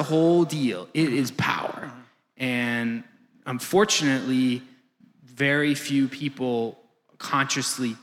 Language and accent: English; Green Bay, Wisconsin, United States; I'm from Wisconsin as well, so I am Green Bay